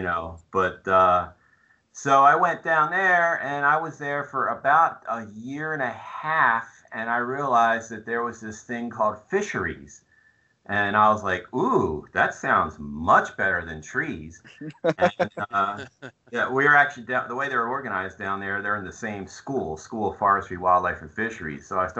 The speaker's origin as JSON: {"language": "English", "region": "New Jersey", "country": "United States", "tie": "born or raised there", "also_born_or_lived": "Virginia", "moved": "as an adult", "said": "I grew up in New Jersey."}